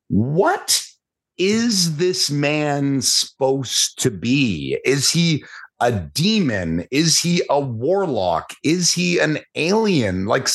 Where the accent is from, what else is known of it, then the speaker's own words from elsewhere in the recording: Canada; As the Canadian, this is where I must insert myself into the conversation.